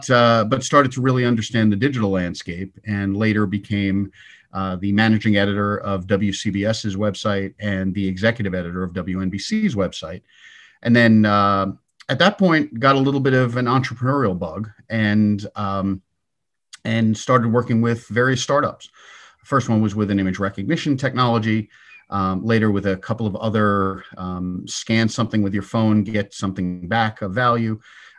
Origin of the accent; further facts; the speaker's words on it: Huntington, New York, United States; So I grew up on Long Island. I hope I dropped the accent sufficiently. But I grew up in Huntington, Long Island, go Blue Devils